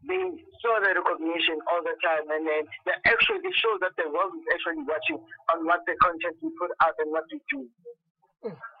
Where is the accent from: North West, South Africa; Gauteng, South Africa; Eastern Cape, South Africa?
Gauteng, South Africa; Pretoria; also born or lived in Mpumalanga; I'm originally born and bred in Pretoria